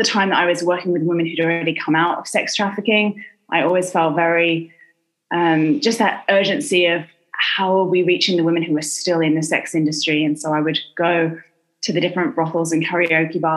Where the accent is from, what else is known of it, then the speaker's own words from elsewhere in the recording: London, United Kingdom; moved away as an adult; also born or lived in Southern California; now in United States; I am from London in England